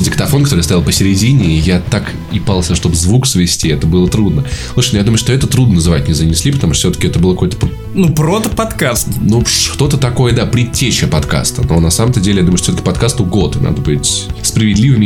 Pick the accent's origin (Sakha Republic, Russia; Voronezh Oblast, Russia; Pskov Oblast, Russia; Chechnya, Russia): Voronezh Oblast, Russia; Voronezh; moved away as an adult; now in Moscow, Russia; в моем родном городе, в Воронеже